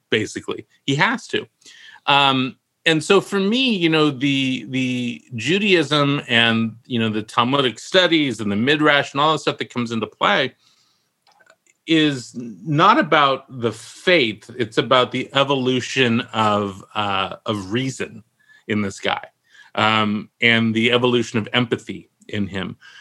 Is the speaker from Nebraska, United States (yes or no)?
no; Walnut Creek, California, United States; now in Palm Springs, United States; I, I, grew up in Walnut Creek.